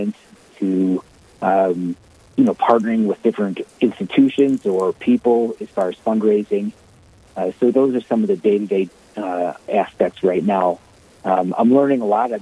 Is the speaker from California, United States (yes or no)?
no; Chicago, Illinois, United States; moved away as an adult; now in Omaha, United States; I am from Chicago, Illinois, and a parish priest up from Chicago for 15 years